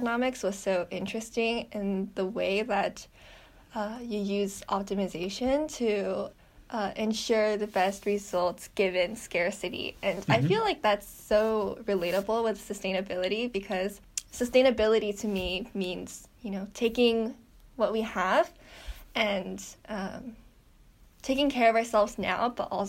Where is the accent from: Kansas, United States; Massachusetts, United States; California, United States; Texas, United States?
California, United States; Orange County; moved away as an adult; also born or lived in Maine; I grew up in California, particularly in the Orange County area